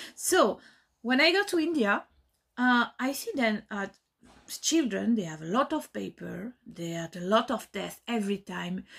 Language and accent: English; France; moved away as an adult; now in Belgium; I grew up in France, m, live in France all my life